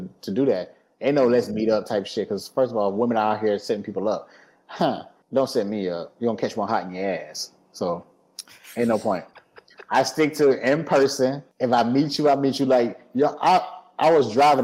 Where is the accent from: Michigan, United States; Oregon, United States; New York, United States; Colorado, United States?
Michigan, United States; Detroit; now in Georgia, United States; I'm from Detroit. I'm from Detroit, but I also moved to the suburbs when I came to Georgia